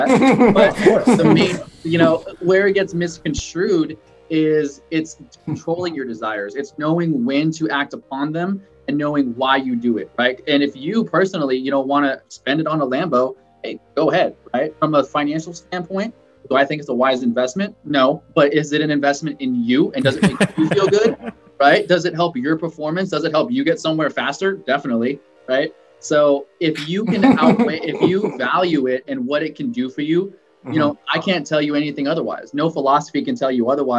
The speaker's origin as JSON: {"language": "English", "town": "Ciudad Juárez", "region": "Chihuahua", "country": "Mexico", "tie": "born or raised there", "moved": "yes", "said": "I'm a Mexican immigrant. I was born in Juarez in Mexico"}